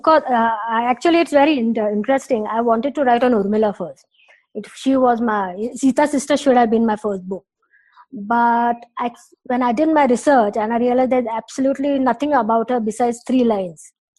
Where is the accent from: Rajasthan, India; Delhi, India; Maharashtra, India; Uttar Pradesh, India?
Delhi, India; also born or lived in Mumbai / Patna / Pune; I was born in Mumbai. My childhood was in Delhi and Patna. And then I think my mother actually decided to come to Pune because Pune was always known as a city of education.